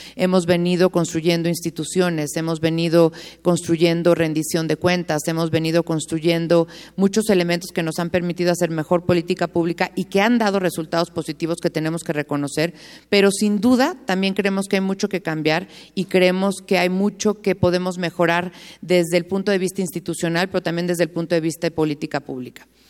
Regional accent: Mexico; como mexicanos

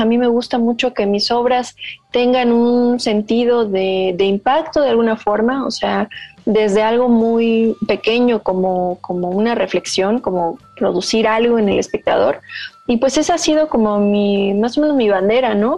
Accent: Yucatán, Mexico; yo vivo en Yucatán, yo nací en Yucatán eh, y he estado ahí toda mi vida.

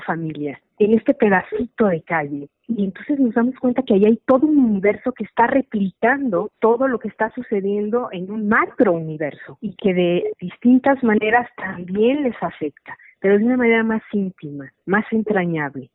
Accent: Guadalajara, Jalisco, Mexico; yo nací en Guadalajara, la ciudad que me gusta, en la que vivo, donde trabajo. Yo viví en los años 70 en la colonia moderna

